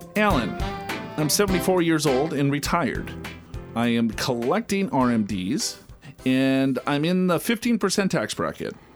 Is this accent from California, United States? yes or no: no; Minnesota, United States; growing up in Minnesota